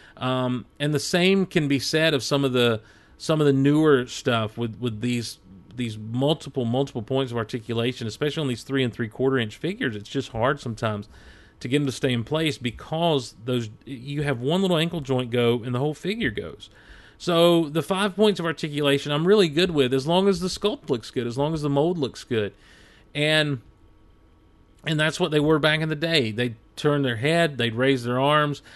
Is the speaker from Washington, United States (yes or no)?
no; Hazlehurst, Georgia, United States; also born or lived in Athens, Georgia; our family had moved just a few months earlier from where I was born in Athens, Georgia, down to where we're, where we were at then and, and where I'm at now in Hazelhurst, Georgia